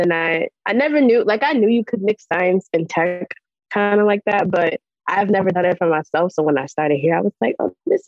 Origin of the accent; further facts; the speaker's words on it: New York City, New York, United States; I'm from Brooklyn, New York